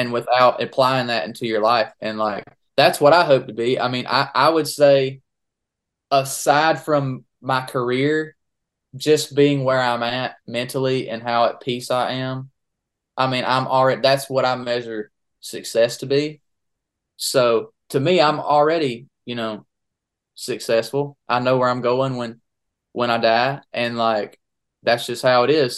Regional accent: Daisy, Georgia, United States; also born or lived in Statesboro, Georgia; I'm from Daisy, so, which is about forty minutes from Statesboro

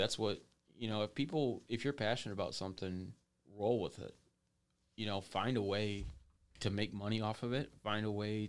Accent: Monroe, United States; many things can do that around Monroe, which is sad, but I want some more, you know, I want more from my hometown

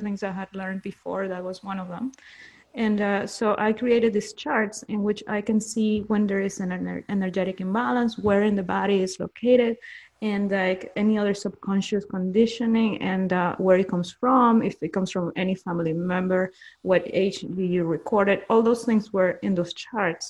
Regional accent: Peru; I'm from Peru, and in Peru, people, at least people in my circle, were just, you know, working, worried about surviving

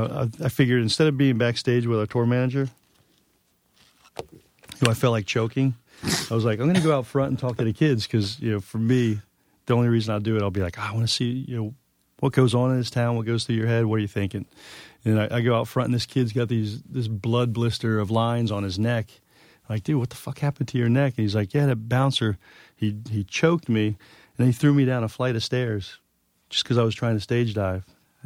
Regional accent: New York, United States; Because as a New Yorker, you put like 50 layers up.

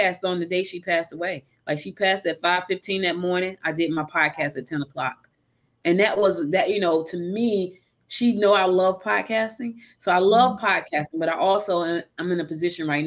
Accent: Newark, New Jersey, United States; moved away as an adult; also born or lived in West Orange, New Jersey; now in Georgia, United States; She moved me to Newark when I was a little girl, you know, and, you know, growing up in Newark

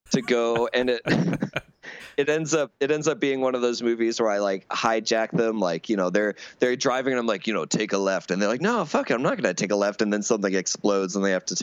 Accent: Wisconsin, United States; accent: Wisconsin; I had to drop my uh, my Wisconsin accent when I got into my my chosen profession of teaching at a university in Wisconsin.

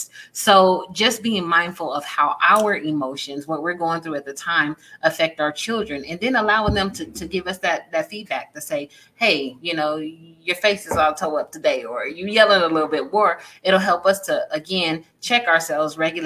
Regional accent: San Diego, California, United States; I'm from San Diego

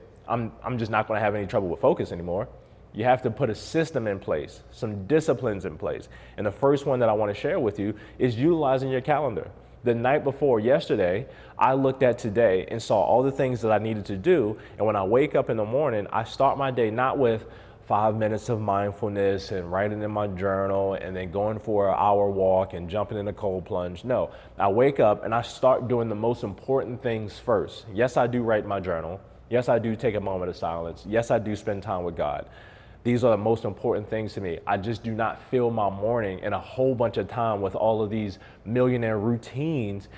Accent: Baltimore, Maryland, United States; now in Las Vegas, United States; I'm from Baltimore originally. I've been in Las Vegas since 2014.

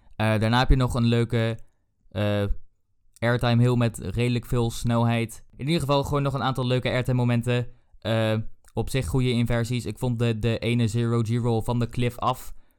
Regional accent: Netherlands; wij kwamen daar aan als typische Nederlanders

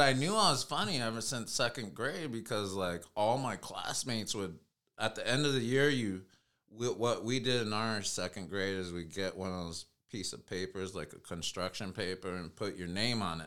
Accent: United States; I'm Native American

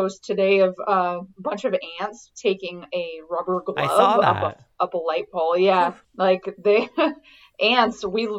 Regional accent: California, United States; growing up in California.

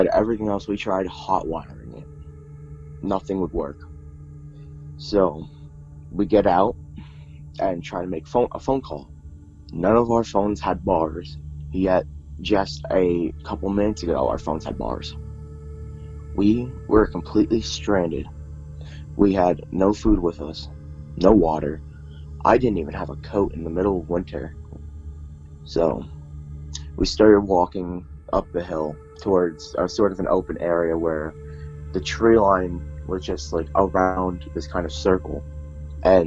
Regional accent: Pottsville, Pennsylvania, United States; I was born in Pottsville, Pennsylvania, a few years back

